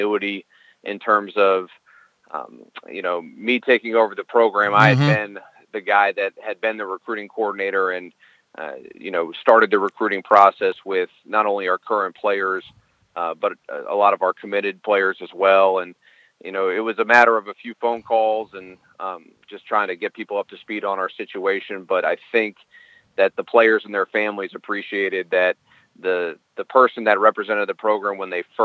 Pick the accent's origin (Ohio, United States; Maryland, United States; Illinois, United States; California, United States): Maryland, United States; Silver Spring; also born or lived in Minnesota; I'm born and raised in Maryland. I'm from Silver Spring, and I went to Blair High School